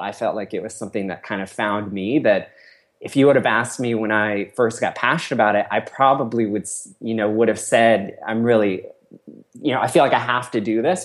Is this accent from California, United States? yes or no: yes; Cupertino, California, United States; I grew up in Cupertino, which is sort of in Silicon Valley